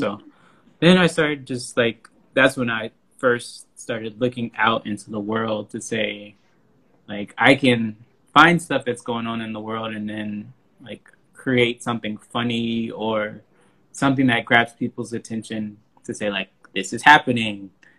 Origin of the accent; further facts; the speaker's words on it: Houston, Texas, United States; Houston, Texas.